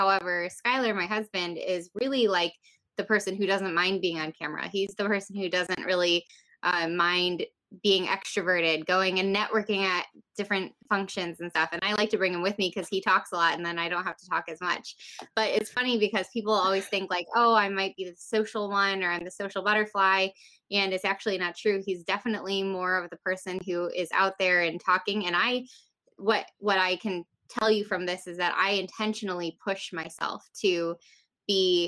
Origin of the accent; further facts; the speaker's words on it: Rockford, Illinois, United States; I'm from Rockford, Illinois, which is nearby Chicago, about 90 miles west of Chicago.